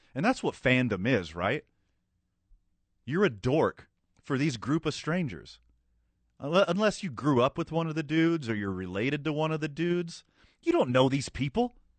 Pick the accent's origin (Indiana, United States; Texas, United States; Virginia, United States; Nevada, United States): Texas, United States; right outside of Houston; now in New Mexico, United States; I was born and raised right outside of Houston, Texas